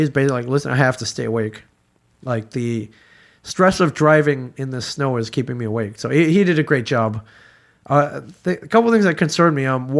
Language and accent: English; Michigan, United States; I grew up in Michigan. I can drive in snow.